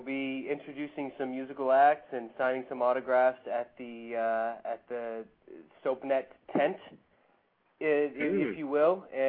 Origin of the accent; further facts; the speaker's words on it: Canada; I'm Canadian.